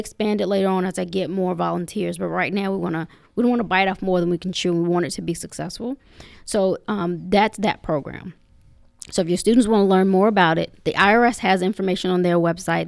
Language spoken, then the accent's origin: English; Henrico County, Virginia, United States; growing up in Humorico County, um, I've enjoyed, you know, both sides of, of the county